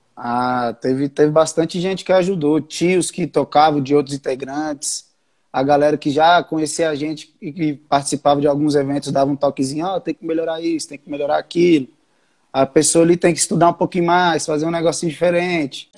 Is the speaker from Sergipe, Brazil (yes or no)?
no; Brasília, Federal District, Brazil; Eu nasci aqui em Brasília mesmo. Só tipo, os tios, avós, os pais são do Rio.